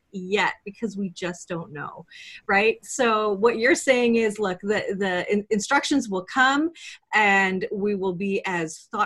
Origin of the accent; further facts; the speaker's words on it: Canada; I'm Canadian, so I live in Canada